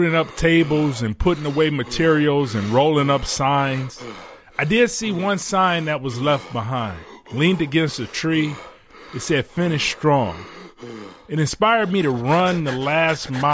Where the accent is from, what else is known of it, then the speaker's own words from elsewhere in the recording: Detroit, Michigan, United States; I'm from Detroit